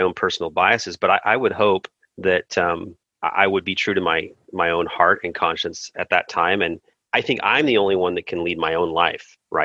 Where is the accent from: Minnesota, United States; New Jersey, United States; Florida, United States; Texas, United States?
Texas, United States; East; moved away; I grew up in East Texas for a while